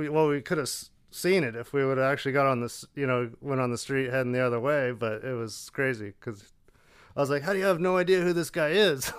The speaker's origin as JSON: {"language": "English", "region": "Colorado", "country": "United States", "tie": "born or raised there", "said": "Yeah, I grew up in Colorado building cars, and you know, my dad had a shop where we did automotive repair, restorations, powder coating, exhausts."}